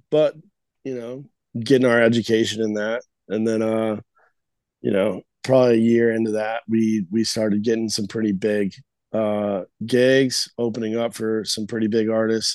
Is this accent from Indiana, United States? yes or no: no; Albuquerque, New Mexico, United States; moved away as an adult; also born or lived in Los Angeles; now in Nashville, United States; I ended up staying in my hometown in Albuquerque